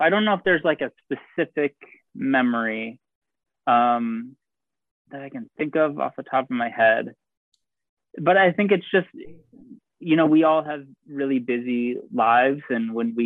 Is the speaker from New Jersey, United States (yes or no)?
no; Ohio, United States; moved away; I'm originally from Ohio